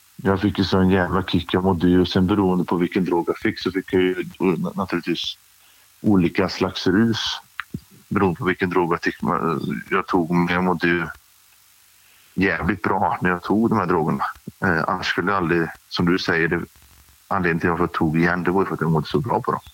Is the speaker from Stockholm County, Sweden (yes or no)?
no; Grästorp, Västra Götaland, Sweden; Jag är uppvuxen i en liten ort som heter Grästorp som ligger eh, emellan Trollhättan och eh, Lidköping i eh, Västra Götaland.